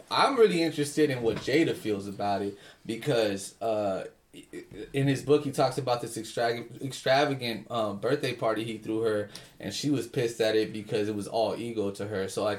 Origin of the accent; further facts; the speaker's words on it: Philadelphia, Pennsylvania, United States; I'm from West Philadelphia, born and raised.